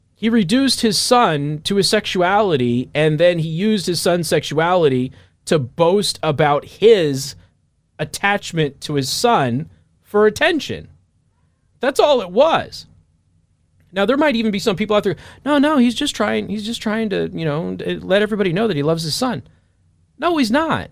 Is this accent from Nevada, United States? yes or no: yes; Las Vegas, Nevada, United States; moved away as an adult; now in Midwest, United States; I'm from Vegas.